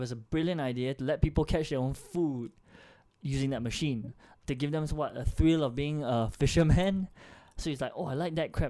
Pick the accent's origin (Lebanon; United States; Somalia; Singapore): Singapore; I'm from Yishun, man. Like, whoa. North side.